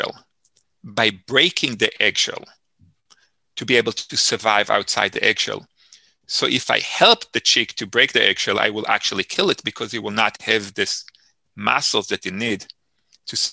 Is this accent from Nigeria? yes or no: no; Israel; moved away; I grew up in Israel, as I shared earlier, and I grew up in a farm living style. It's called the kibbutz.